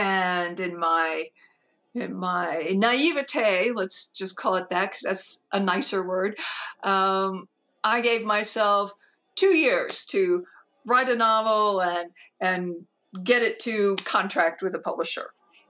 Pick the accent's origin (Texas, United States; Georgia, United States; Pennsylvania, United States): Georgia, United States; born there; well, I was born in Georgia, which is true.